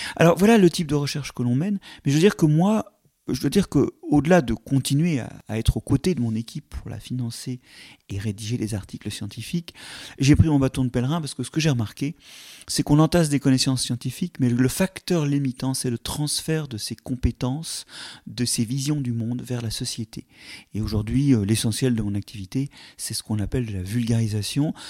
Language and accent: French; Paris, Île-de-France, France; vivant à Paris